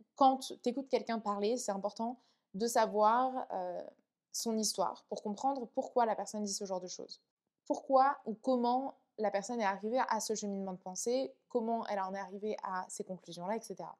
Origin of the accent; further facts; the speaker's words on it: France; also born or lived in Vietnam; je suis rentrée en France. Euh, à mes deux ans, je suis allée vivre chez mes grands-parents pendant un an. Ensuite, je suis allée vivre avec ma mère